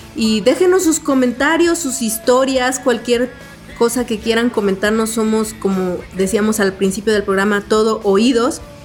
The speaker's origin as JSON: {"language": "Spanish", "region": "Guerrero", "country": "Mexico", "tie": "born or raised there", "said": "mi papá en ese tiempo era un político y pues conocido ahí en mi pueblo, en el estado de Guerrero"}